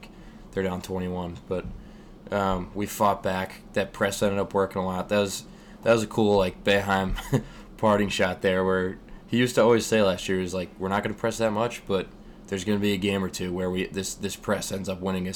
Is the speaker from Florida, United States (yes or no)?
no; Scranton, Pennsylvania, United States; we're from Scranton